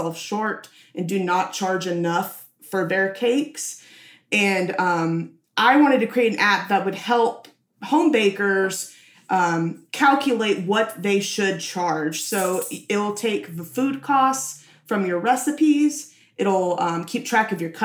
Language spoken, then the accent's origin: English; Nashville, Tennessee, United States; I was born and raised in Nashville.